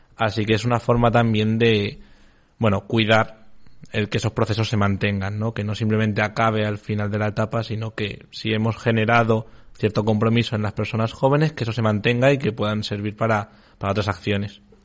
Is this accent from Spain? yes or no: yes; Extremadura, Spain; hablo de mi tierra, Extremadura.